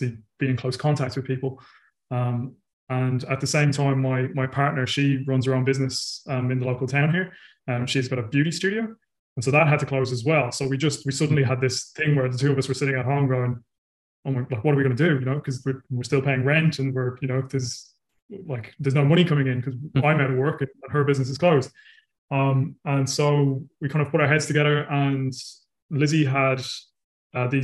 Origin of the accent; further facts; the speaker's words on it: Ireland; now in New Zealand; I'm originally from Ireland and I live in New Zealand